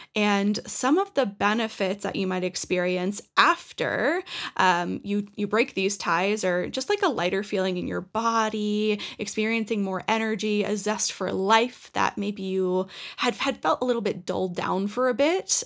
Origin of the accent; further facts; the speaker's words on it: Norwood, Massachusetts, United States; moved away as an adult; now in Colorado, United States; I cut my hometown, like the cord that I had connected with Norwood